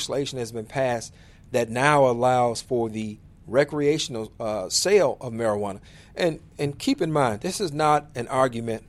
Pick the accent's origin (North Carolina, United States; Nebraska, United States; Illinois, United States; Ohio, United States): Illinois, United States; states like Illinois in particular, my home state